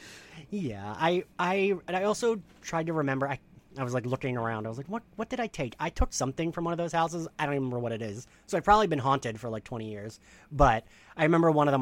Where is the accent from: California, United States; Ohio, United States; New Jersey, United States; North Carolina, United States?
New Jersey, United States; my home state of New Jersey